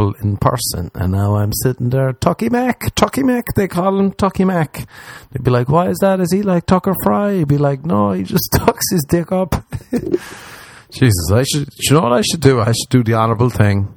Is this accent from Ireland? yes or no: yes; Ireland; moved away; I'm from Ireland